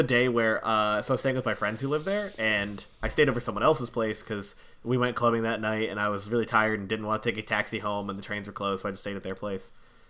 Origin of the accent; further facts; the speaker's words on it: United States; Yeah, I'm American. I can't figure it out myself.